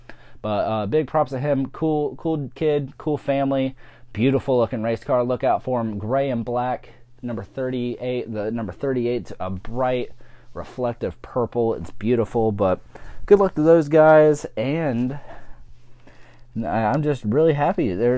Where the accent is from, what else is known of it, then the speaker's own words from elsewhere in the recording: Bostic, North Carolina, United States; also born or lived in Forest City; around my hometown of Forest City. I actually grew up in Bostic. If you know the area of P. Ridge Road, that's where I grew up. Over by Kay Hooper's house, the mansion